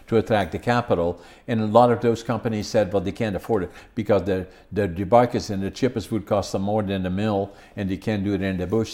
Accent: Netherlands; moved away as an adult; now in Prince George, Canada; I was born in Holland, working in lumber industry

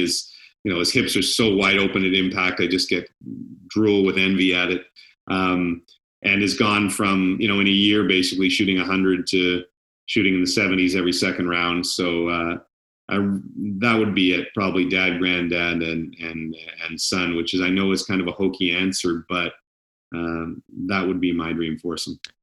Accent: Ottawa, Ontario, Canada; moved away as an adult; also born or lived in Edmonton / Halifax / Victoria / British Columbia; growing up in Ottawa, I was there all the time

